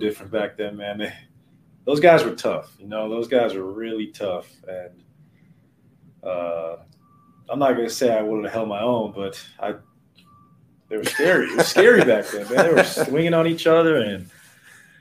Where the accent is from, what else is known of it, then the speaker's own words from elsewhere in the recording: Portland, Oregon, United States; I grew up in Portland, Oregon